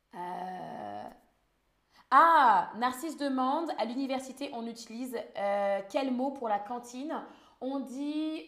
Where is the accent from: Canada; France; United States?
France; Île-de-France; je viens d'Île-de-France